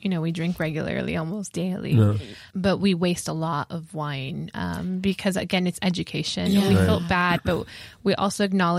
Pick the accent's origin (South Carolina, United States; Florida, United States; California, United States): California, United States; Los Angeles; So we're both Angelenos, born and raised in Los Angeles.